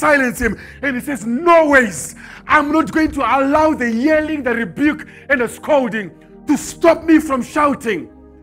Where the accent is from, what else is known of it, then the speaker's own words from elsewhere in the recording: Zimbabwe; Me, I come from Zimbabwe.